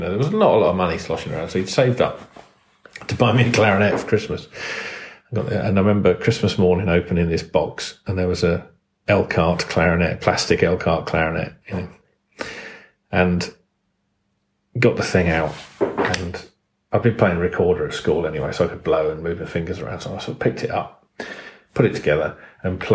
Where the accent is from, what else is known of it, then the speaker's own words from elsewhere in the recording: Kent, South East England, United Kingdom; I grew up in Kent